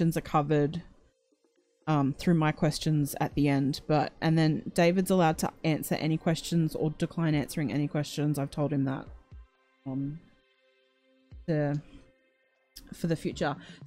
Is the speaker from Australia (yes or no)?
yes; Australia; accent: Australian; my annoying Australian accent